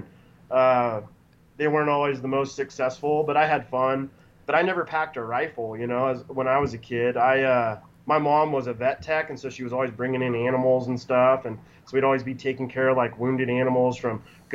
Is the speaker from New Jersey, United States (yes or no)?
no; Redmond, Oregon, United States; also born or lived in Tumalo, Oregon / Bend, Oregon; Born and raised in Central Oregon. I was born in Redmond, lived in Redmond, Tumalo, back to Redmond, and now I live in Bend.